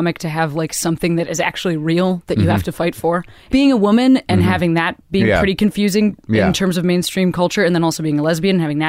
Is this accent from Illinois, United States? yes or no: yes; Western Springs, Illinois, United States; moved away; also born or lived in New York; I'm from a place called Western Springs.